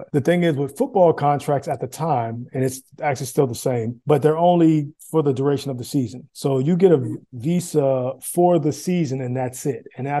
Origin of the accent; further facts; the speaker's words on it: United States; moved away as an adult; I was always, you know, happy that people knew I was American